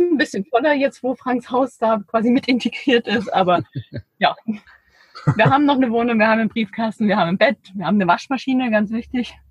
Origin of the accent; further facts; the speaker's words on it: Ore Mountains, Saxony, Germany; now in Herrenberg, Germany; ich komme ja ursprünglich aus dem Erzgebirge